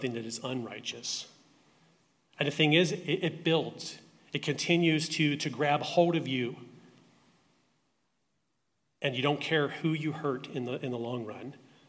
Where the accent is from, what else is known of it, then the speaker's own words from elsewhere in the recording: Baltimore, Maryland, United States; I grew up in Baltimore, Maryland